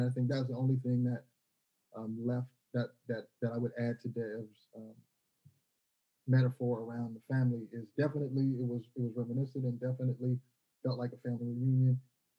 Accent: Waco, Texas, United States; also born or lived in Seattle / Berkeley / Houston / Oakland; I was born in Seattle, raised in Waco, Texas, grew up in Berkeley, and lived in Houston, North Oakland

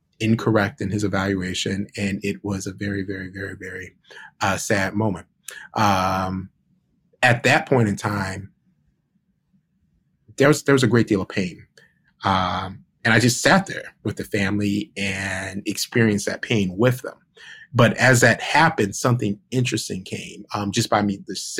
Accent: Cleveland, Ohio, United States; now in Washington, D.C., United States; I was born in Cleveland, Ohio, May 15th, 1973. And I grew up with my mom.

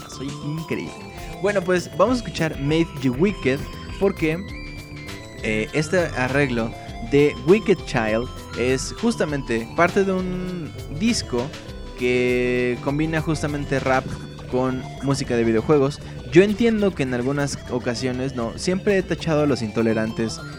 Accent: northern Mexico, Mexico; accent: norteño; ¿Por qué sigo hablando como norteño?

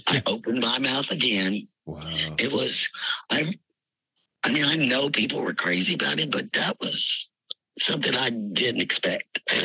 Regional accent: Kentucky, United States; moved away as an adult; also born or lived in Los Angeles, California; now in Virginia, United States; I was from Kentucky

